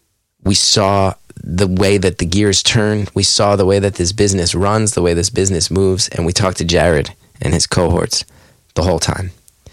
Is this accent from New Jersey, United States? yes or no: yes; West Orange, New Jersey, United States; It's in my hometown of West Orange. It's right there on right on Mount Pleasant Avenue, right by the Metropolitan Plant Exchange, right next to where my high school girlfriend lived.